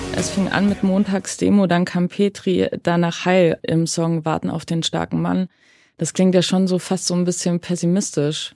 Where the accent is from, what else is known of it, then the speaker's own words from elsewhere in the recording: Saxony, Germany; Also ich bin in Sachsen groß geworden, in so einem kleinen Dörfchen in Sachsen